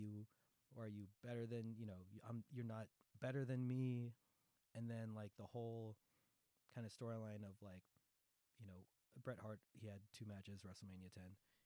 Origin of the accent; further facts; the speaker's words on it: Philippines; So it's just like, you know, in case I need to remind you guys, I'm Filipino. This is not the tequila sunrise. It's the Manila sunrise.